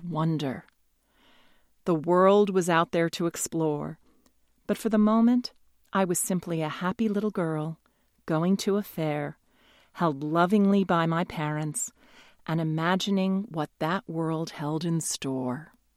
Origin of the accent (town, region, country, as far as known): New York, United States; born or raised there